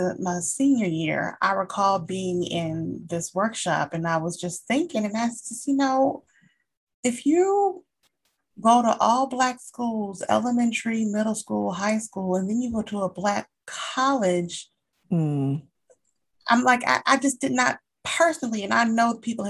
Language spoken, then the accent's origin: English; Atlanta, Georgia, United States; Because growing up in Atlanta, you're mm-hmm. not missing out on the right. culture at all.